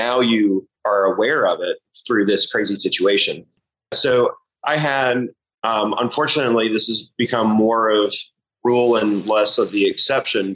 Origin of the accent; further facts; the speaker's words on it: Charlotte, North Carolina, United States; I'm from Charlotte, North Carolina originally. I'm a fifth-generation Carolinian, seventh-generation North Carolinian, fifth-generation Charlottean